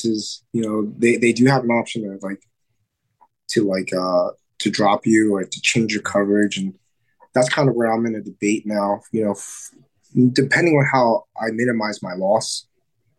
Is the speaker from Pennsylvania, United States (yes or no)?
yes; Reading, Pennsylvania, United States; From Reading, Pennsylvania. And that's not too far. It's maybe an hour northwest of Philadelphia